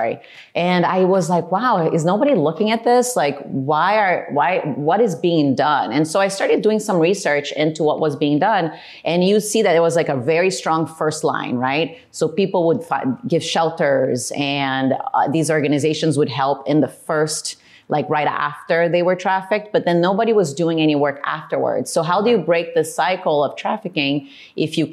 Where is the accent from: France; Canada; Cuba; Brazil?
Brazil; moved away; I was born and raised in Brazil and had a regular childhood